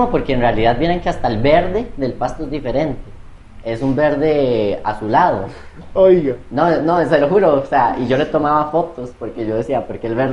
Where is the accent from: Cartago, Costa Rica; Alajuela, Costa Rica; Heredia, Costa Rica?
Cartago, Costa Rica; Yo soy de Cartago, así que no me ofendan